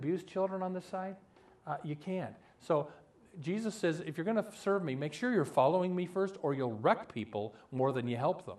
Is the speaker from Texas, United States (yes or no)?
no; Omaha, Nebraska, United States; moved away as an adult; also born or lived in Florida; I have a dear friend that I grew up with in Omaha